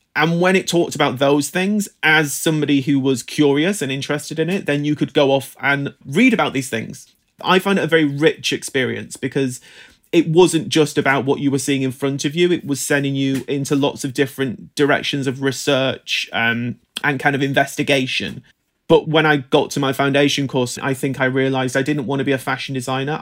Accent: United Kingdom; I grew up in Britain in the nineteen nineties

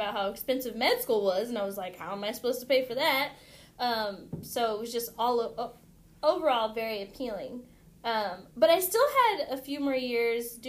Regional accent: San Diego, California, United States; moved away as an adult; now in Kansas City, United States; I grew up in San Diego, so it's just home

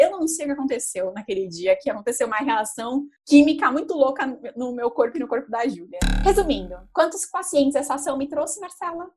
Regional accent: Santos, São Paulo, Brazil; estive aqui em São Paulo, eu sou de Santos

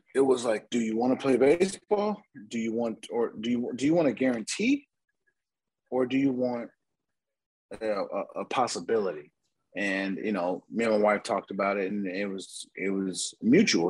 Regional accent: San Diego, California, United States; I'm from San Diego

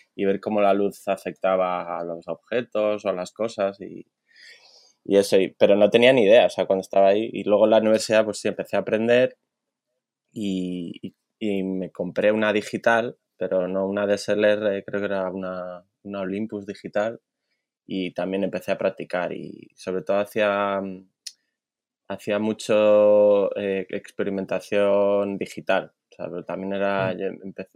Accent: Simancas, Castile and León, Spain; moved away as an adult; also born or lived in Valladolid; now in Sydney, Australia; Pues nací en Valladolid, Pucela, para los que se un poco la historia de Valladolid. y, Y nada, mi infancia, pues eh, no vivía en Valladolid. Eh, mis padres decidieron vivir en un pueblo cerquita de Valladolid que se llama Simancas

